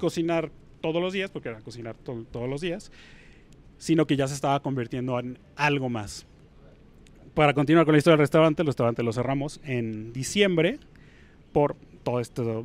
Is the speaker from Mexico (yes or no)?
yes; Puebla, Mexico; yo soy de Puebla